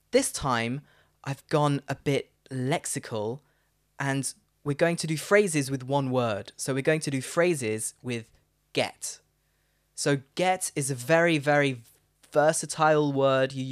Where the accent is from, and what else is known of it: Leicester, East Midlands, United Kingdom